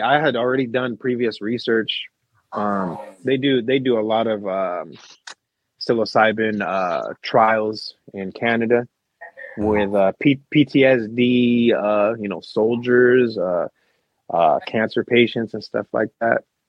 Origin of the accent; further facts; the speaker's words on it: West Covina, California, United States; now in Salinas, United States; I was born in West Covina.